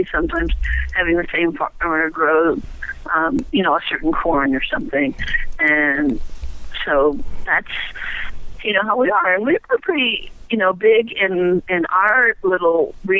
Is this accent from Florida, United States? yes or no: yes; Tampa, Florida, United States; I grew up in Florida in the 60s, and we had what now would be called an edible landscape. Quarter acre, a lot on the edge of Tampa